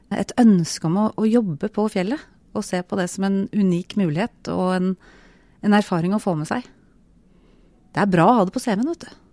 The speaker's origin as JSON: {"language": "Norwegian", "region": "Buskerud", "country": "Norway", "said": "Eh, jeg kom jo ikke fra Telemark. Jeg kom fra Buskerud"}